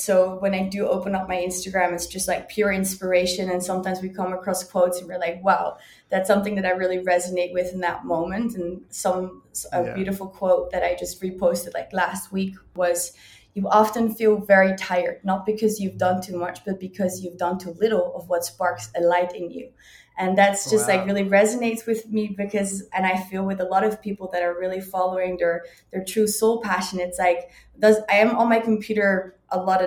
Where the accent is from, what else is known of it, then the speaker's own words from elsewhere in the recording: Cape Town, Western Cape, South Africa; also born or lived in Netherlands; now in Brazil; Born in Holland and raised in Cape Town, South Africa with my grandparents.